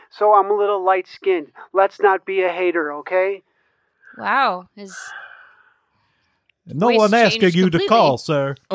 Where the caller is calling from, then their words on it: Elburn, Illinois, United States; I currently reside in uh, Elburn, Illinois.